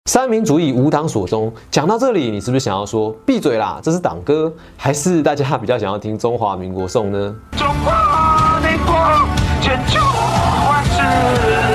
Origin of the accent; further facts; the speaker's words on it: Taiwan; 我们台湾人现阶段，大家对于国家认同危机的一大问题